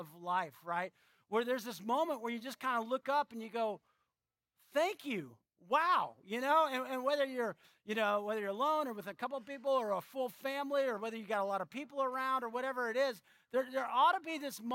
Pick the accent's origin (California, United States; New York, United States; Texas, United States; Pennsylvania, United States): Texas, United States; San Antonio; moved away; I grew up in San Antonio